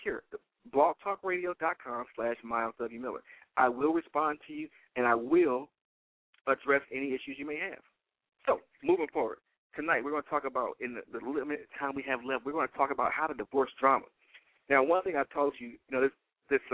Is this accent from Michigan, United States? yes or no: yes; Detroit, Michigan, United States; I am born and raised in Detroit, Michigan